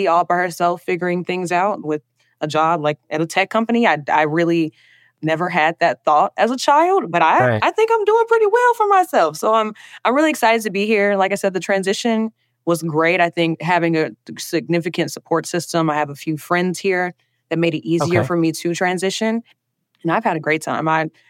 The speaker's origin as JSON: {"language": "English", "region": "Alabama", "country": "United States", "tie": "born or raised there", "accent": "Southern", "lives_now": "Washington, United States", "said": "I will always, always, always be an Alabama girl. You can hear the accent. I'll always be that Southern girl. But I will say that coming from Alabama to D.C."}